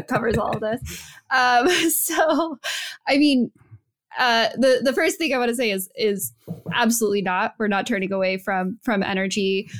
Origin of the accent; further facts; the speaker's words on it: New Mexico, United States; moved away; I'm from New Mexico.